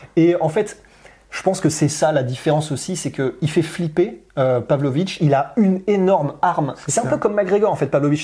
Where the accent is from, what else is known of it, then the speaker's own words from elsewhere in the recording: France; on est français